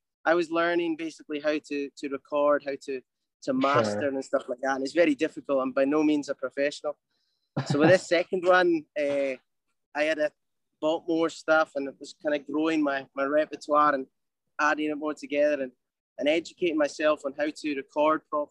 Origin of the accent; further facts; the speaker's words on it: Highlands of Scotland, United Kingdom; now in Los Angeles, United States; my growing up in Scotland, where I'm from, the Highlands of Scotland.